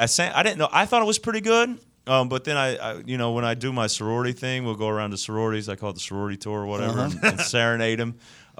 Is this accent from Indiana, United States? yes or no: yes; Bedford, Indiana, United States; I'm from Bedford, Indiana.